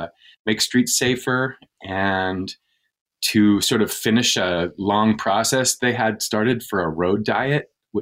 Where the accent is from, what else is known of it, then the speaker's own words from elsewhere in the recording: Anchorage, Alaska, United States; moved away as an adult; also born or lived in New York City, United States; now in West Hartford, United States; Anchorage is one of those funny places that has this amazing like linguistic and cultural diversity. Not a lot of people know that, but there's more than 100 languages spoken in the school district in Anchorage. It was where I grew up